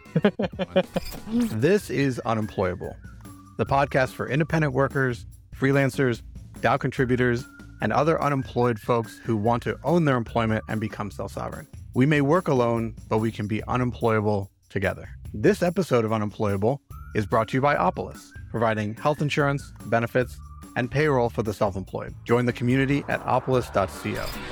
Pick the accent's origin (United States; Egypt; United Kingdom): United States; Chicago, Illinois; I'm from Chicago